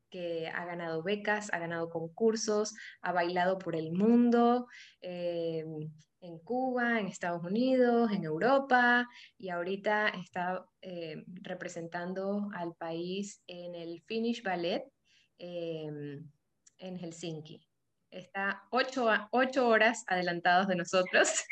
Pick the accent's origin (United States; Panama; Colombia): Panama; moved away as an adult; now in Guayaquil, Ecuador; yo soy panameña, tengo 10 años viviendo en, Guayaquil